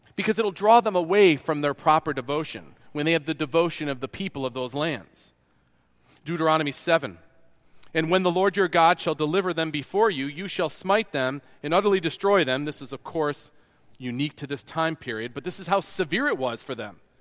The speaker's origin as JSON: {"language": "English", "region": "New York", "country": "United States", "also_born_or_lived": "Kansas", "moved": "yes", "said": "I'm from New York."}